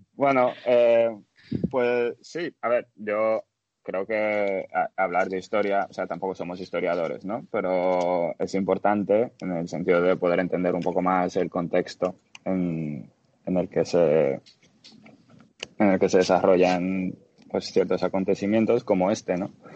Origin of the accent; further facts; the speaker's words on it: Dominican Republic; moved away as an adult; also born or lived in Bulgaria / Bilbao, Spain / Netherlands / Germany; now in Los Angeles, United States; Nací en Bulgaria, y cuando tenía cinco años mis padres se mudaron a la República Dominicana. Así que crecí en la República Dominicana hasta los 18